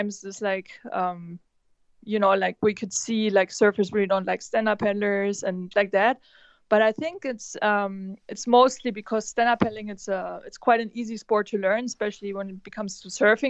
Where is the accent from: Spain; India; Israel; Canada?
Spain; Canary Islands; also born or lived in Sylt, Germany / Maui, United States; growing up in the Canaries, I'm in the water every day